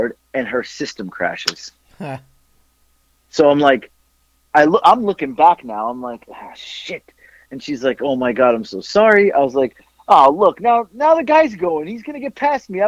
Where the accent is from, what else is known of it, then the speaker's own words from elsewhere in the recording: Florida, United States; moved away; I'm from Florida